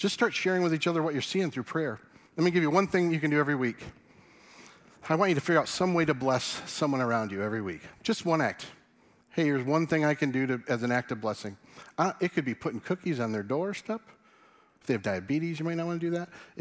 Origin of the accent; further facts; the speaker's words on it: West Michigan, United States; we're from West Michigan